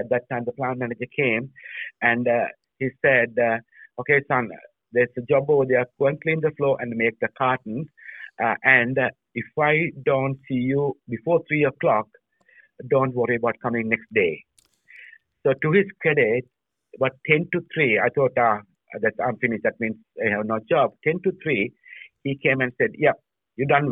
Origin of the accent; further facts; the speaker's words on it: Sri Lanka; moved away as an adult; also born or lived in Europe; now in Australia; I was born in Sri Lanka. I was studied in Sri Lanka